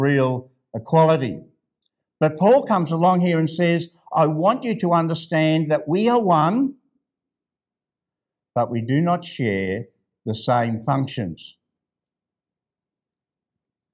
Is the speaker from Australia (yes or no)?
yes; Ballarat, Victoria, Australia; Ballarat, that's my hometown